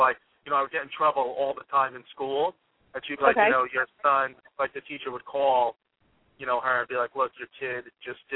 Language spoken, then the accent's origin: English; New York City, New York, United States; I was born and raised in Brooklyn